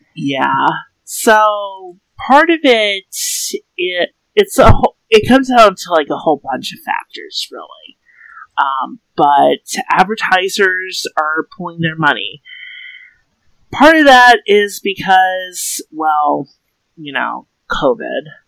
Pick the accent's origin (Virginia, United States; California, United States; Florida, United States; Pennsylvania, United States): Florida, United States; I'm from Florida